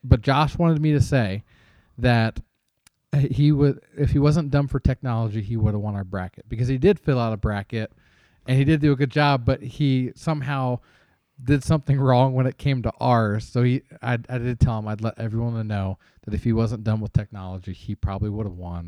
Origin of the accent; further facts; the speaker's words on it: Cincinnati, Ohio, United States; I am a Cincinnati Reds fan growing up in the Cincinnati area.